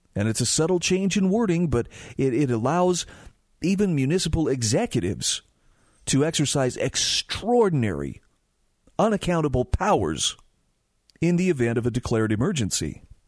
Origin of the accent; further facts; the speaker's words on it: Utah, United States; my home state of Utah